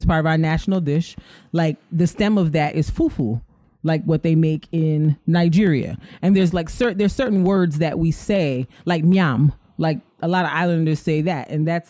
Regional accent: Barbados; growing up in Barbados

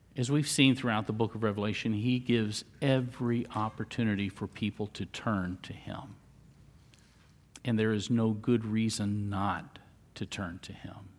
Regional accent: Central Florida, United States; also born or lived in Miami; I was born in Central Florida, uh, spent a lot of time growing up there.

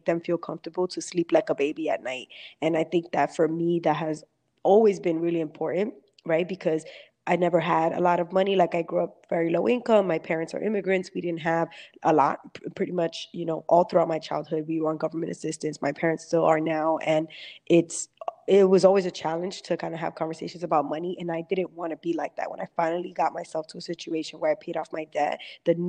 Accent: New York City, New York, United States; I grew up in Brooklyn, New York City

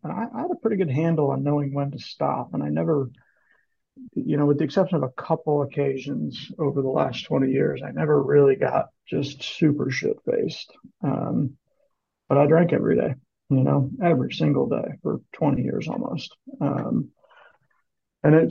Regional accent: Kansas City, Missouri, United States; I live in Kansas City

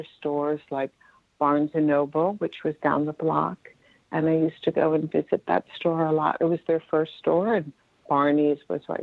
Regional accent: Westchester County, New York, United States; born or raised there

